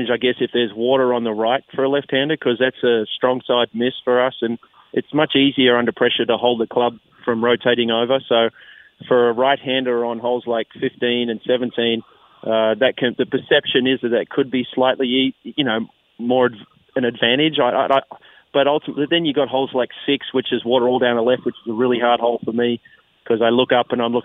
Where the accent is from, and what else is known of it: Australia; born or raised there; moved away as an adult; now in United States